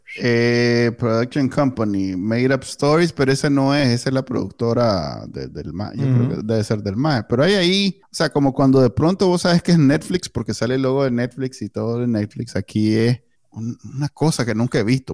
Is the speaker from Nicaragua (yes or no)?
yes; Nicaragua